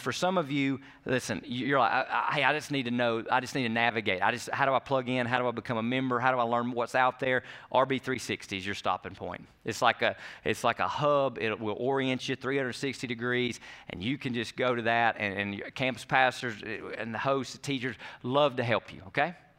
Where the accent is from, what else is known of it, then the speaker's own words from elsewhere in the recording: United States; we do as American Christians